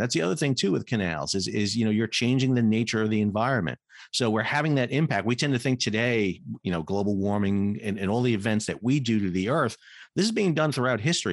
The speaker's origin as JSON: {"language": "English", "town": "New York City", "region": "New York", "country": "United States", "tie": "born or raised there", "moved": "yes", "said": "I grew up in New York City"}